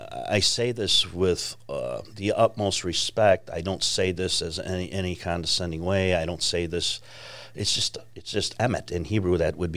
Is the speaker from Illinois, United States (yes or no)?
yes; Chicago, Illinois, United States; moved away; And I grew up on the south side of Chicago, too.